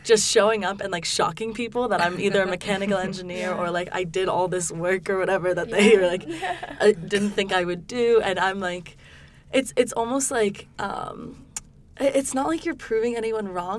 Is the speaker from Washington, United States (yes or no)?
no; New York, United States; moved away as an adult; also born or lived in Durham, North Carolina; I'm from New York. I've lived on the East Coast my whole life